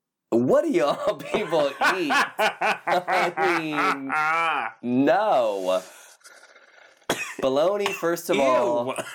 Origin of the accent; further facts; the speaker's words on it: Midwest, United States; I'm also like from the Midwest